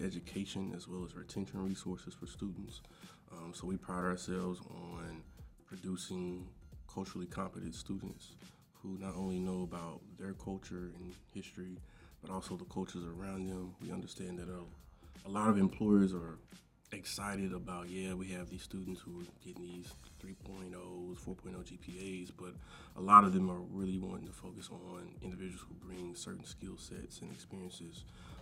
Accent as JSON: {"language": "English", "town": "Longview", "region": "Texas", "country": "United States", "moved": "as an adult", "lives_now": "Oklahoma City, United States", "said": "I'm originally from Longview, Texas, proud of it"}